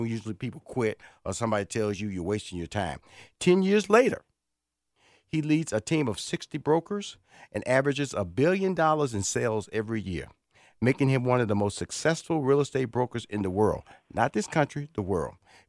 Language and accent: English; Houston, Texas, United States; I'm from Houston, Texas now. Born and raised in Houston, Texas, Ryan.